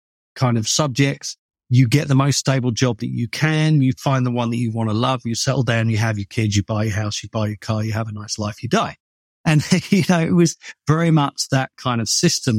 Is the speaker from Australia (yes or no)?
no; United Kingdom; moved away as an adult; now in Los Angeles, United States; I'm obviously British